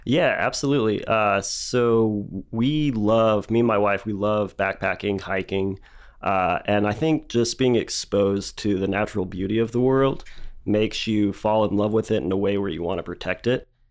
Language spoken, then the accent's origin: English; Dallas, Texas, United States; moved away as an adult; now in Lubbock, United States; I grew up in Dallas